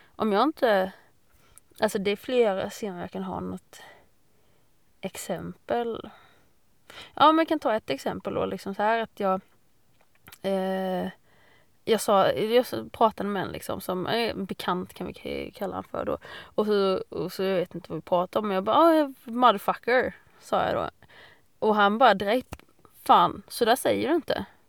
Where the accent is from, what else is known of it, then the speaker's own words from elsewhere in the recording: Fredriksdal, Sweden; jag är uppvuxen i Fredriksdal